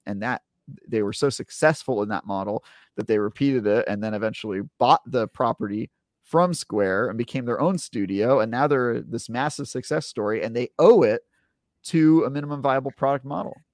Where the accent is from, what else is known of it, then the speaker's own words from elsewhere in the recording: United States; I'm an American